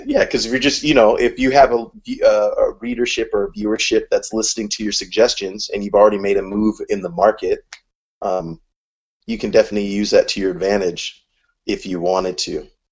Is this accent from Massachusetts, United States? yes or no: no; California, United States; I'm from California